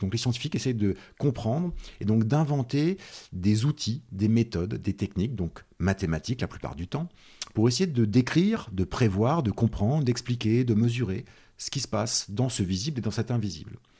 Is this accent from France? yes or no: yes; Nièvre, Bourgogne-Franche-Comté, France; also born or lived in Clermont-Ferrand; moi, je suis euh, né à Clermont-Ferrand, donc dans le centre de la France, mais après j'ai grandi dans ce qu'on appelle la diagonale du vide en France, c'est-à-dire dans la Nièvre, euh, dans un tout petit village qui s'appelle Saint-Paris-de-Châtel.